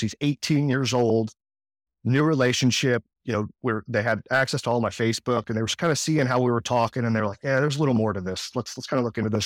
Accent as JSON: {"language": "English", "town": "Edmond", "region": "Oklahoma", "country": "United States", "tie": "born or raised there", "also_born_or_lived": "New Orleans, Louisiana / Kansas City area", "moved": "yes", "lives_now": "Johnson County, Kansas, United States", "said": "where I grew up in Oklahoma"}